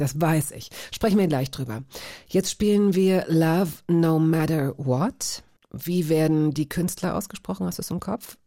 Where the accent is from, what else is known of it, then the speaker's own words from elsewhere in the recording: Hanover, Lower Saxony, Germany; ich bin sozusagen im Jena des Westens groß geworden in Hannover